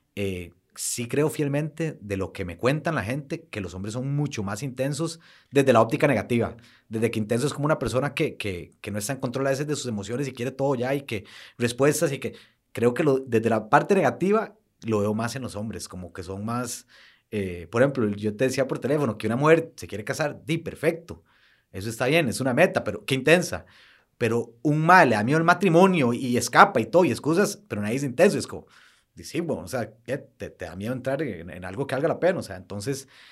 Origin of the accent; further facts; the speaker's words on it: Costa Rica; somos ticos